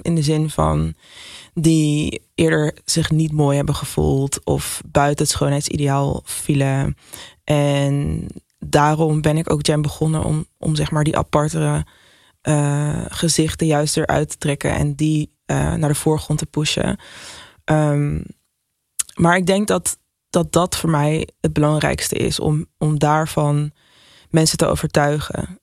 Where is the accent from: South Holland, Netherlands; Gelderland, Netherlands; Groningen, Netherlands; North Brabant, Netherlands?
Gelderland, Netherlands; Nijmegen; now in Amsterdam, Netherlands; ik ben opgegroeid in Nijmegen